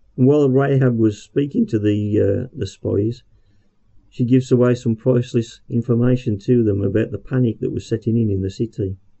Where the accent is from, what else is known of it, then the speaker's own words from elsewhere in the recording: Birmingham, West Midlands, United Kingdom; accent: Brummie; about being a Brummie